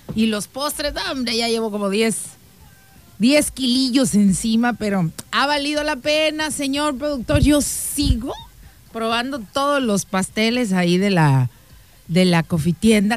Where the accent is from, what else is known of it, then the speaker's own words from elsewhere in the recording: Mexico; nosotros todos los que somos mexicanos